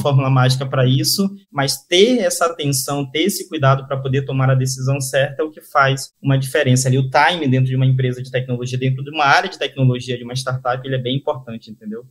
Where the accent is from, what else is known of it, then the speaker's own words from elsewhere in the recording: Manaus, Amazonas, Brazil; also born or lived in Rio de Janeiro; eu sou um típico caboclo amazonense, né? Como a gente costuma falar aqui, que são os nativos da, da, do Amazonas. É, eu nasci em Manaus, Hoje eu estou morando também é, aqui em Manaus